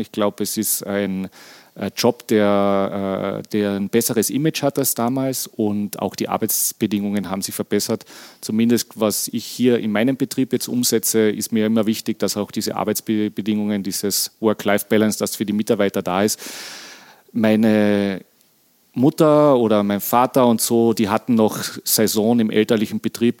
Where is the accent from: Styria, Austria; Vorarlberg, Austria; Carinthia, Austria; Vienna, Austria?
Carinthia, Austria; Weissensee; Der hat ein Hotel hier am Weißensee und der zweite betreibt einen Onkel von mir, auch ein Hotel. Und dadurch bin ich natürlich in der Gastronomiefamilie aufgewachsen